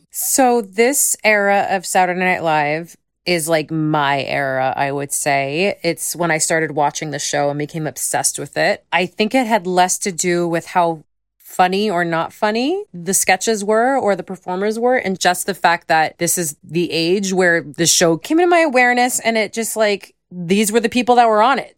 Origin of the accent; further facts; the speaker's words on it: Long Island, New York, United States; I grew up on Long Island